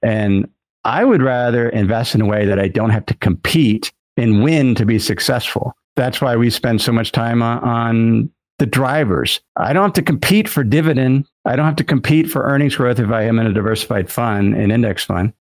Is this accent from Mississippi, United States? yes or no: no; Cincinnati, Ohio, United States; moved away; my hometown where I grew up was Cincinnati